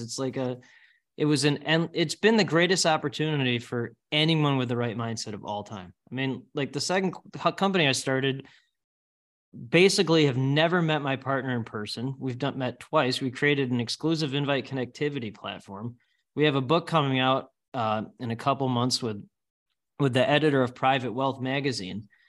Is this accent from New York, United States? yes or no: no; Northbrook, Illinois, United States; I grew up in Northbrook, live in the Northbrook area.